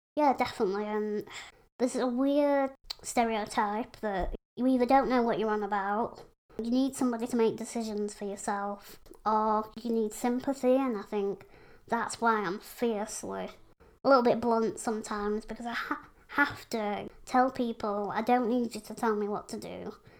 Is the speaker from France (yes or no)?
no; Pontefract, Yorkshire and the Humber, United Kingdom; I live in Yorkshire, West Yorkshire, in a little town called Pontefract.